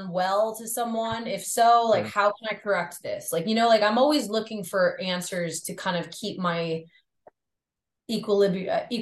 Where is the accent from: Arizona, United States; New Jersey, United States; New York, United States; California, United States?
New York, United States; I grew up on the North Shore of Long Island, which is uh very rural. Like, it's it's very suburban, rural. There's a lot of farms. There's a lot of vineyards. There's a lot of beaches, okay.